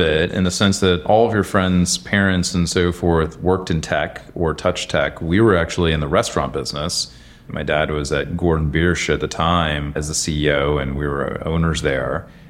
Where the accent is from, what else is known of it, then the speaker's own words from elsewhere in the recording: London, United Kingdom; also born or lived in Frankfurt, Germany / Chicago; now in United States; And so I was born in Frankfurt and then followed the hamburger around Europe. Thankfully, McDonald's decided to set up their HQ in London. So I spent my formative years in London, but always with American parents, so never developed an accent